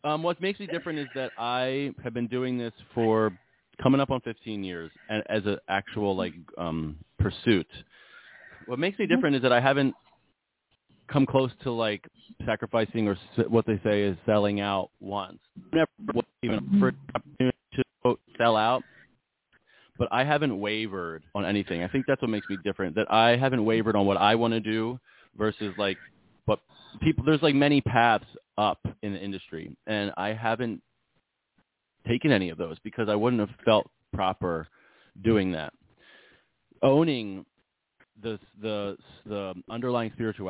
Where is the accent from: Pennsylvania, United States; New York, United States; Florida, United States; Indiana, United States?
Pennsylvania, United States; Montgomeryville; moved away as an adult; also born or lived in Pittsburgh; I grew up outside of Philadelphia in a town called Montgomeryville, which I'm basically back in now, full circle